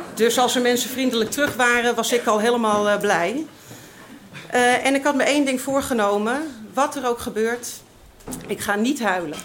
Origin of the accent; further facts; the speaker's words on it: Amsterdam, North Holland, Netherlands; ik uit Amsterdam kwam